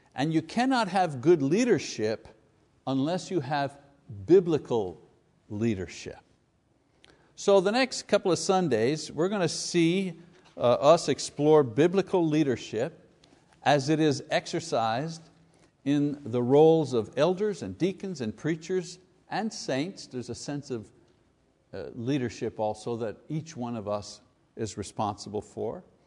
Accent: Montreal, Quebec, Canada; If you're Italian, growing up in Quebec, you're one hundred percent sure that you're gonna be growing up in the Catholic Church.

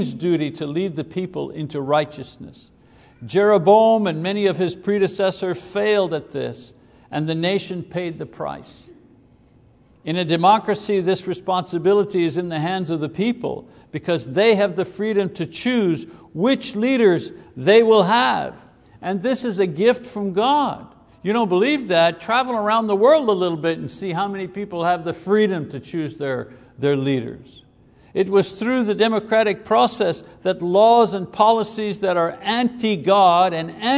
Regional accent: Quebec, Canada; moved away; We come from Quebec

